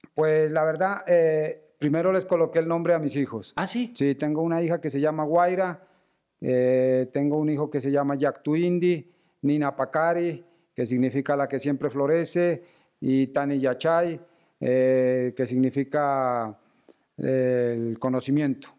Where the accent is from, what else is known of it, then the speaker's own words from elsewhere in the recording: Sibundoy Valley, Putumayo, Colombia; moved away as an adult; now in Bogotá, Colombia; somos oriundos del Valle de Sibundoy